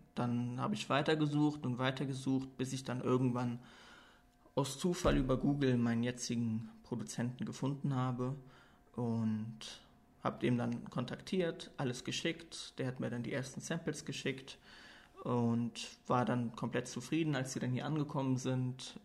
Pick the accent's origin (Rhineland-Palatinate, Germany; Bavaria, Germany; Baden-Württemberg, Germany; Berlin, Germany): Rhineland-Palatinate, Germany; Koblenz; moved away as an adult; also born or lived in Cologne; now in Luxembourg; Ich komme ursprünglich aus Koblenz, bin 27 Jahre alt, habe dann nach meinem Abitur in äh, Köln studiert und wohne jetzt seit knapp anderthalb Jahren hier in Luxemburg